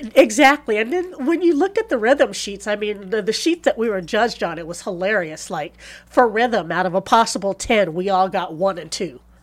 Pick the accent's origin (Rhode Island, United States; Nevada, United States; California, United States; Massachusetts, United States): California, United States; Palm Springs; born or raised there; also born or lived in San Luis Obispo, California